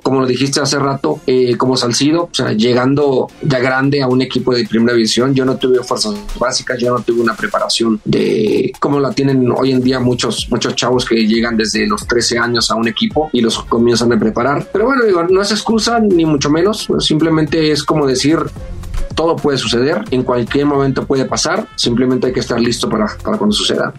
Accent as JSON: {"language": "Spanish", "town": "Culiacán", "region": "Sinaloa", "country": "Mexico", "tie": "born or raised there", "also_born_or_lived": "Guadalajara", "moved": "as an adult", "said": "de Culiacán, de mi pueblo salí como a los 19 años"}